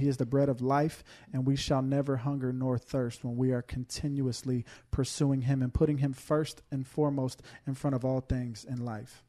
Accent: Houston, Texas, United States; moved away; I'm from Houston, Texas, you know, greatest city in the greatest state

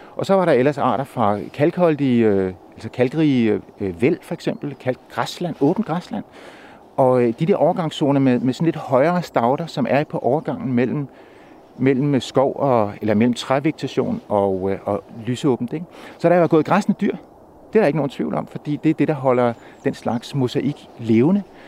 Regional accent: Køge, Zealand, Denmark; hvor jeg var født og opvokset

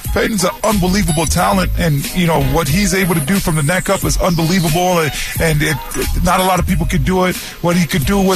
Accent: Canada; moved away; being a Canadian

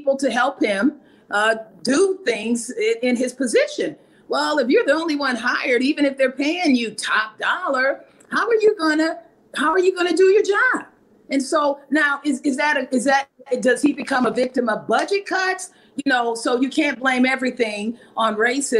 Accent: Peoria, Illinois, United States; This is my hometown

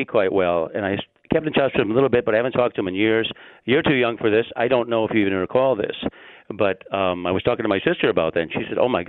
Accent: Chanhassen, Minnesota, United States; moved away as an adult; also born or lived in New York / Los Angeles; This is the late 90s, and I'm from here. I grew up in Chanhassen.

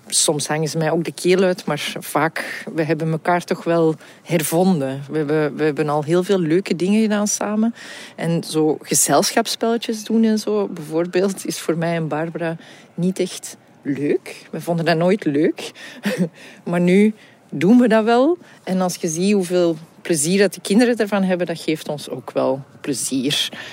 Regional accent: Antwerp, Flanders, Belgium; Ik kom ook uit Antwerpen

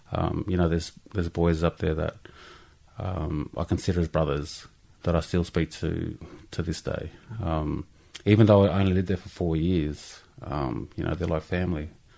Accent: Peak Hill, New South Wales, Australia; also born or lived in Canberra; we grew up in Peak Hill, which is out near Dubbo, in the country. And so I was brought up around my, you know, Aboriginal family.

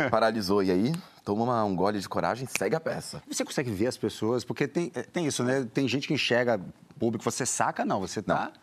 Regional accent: Bahia, Brazil; Rapaz, é, eu vim da Bahia cantar. Tanta coisa bonita que tem na Bahia, que é meu lugar.

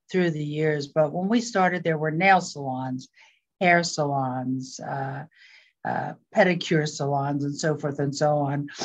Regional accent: Philadelphia, Pennsylvania, United States; moved away as an adult; also born or lived in California; Philadelphia, and when I was 18, I ran away from home and ran to California.

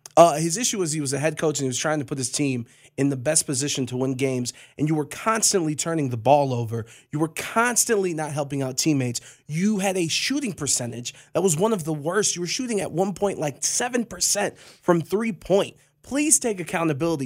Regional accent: Cleveland, Ohio, United States; I'm from Cleveland

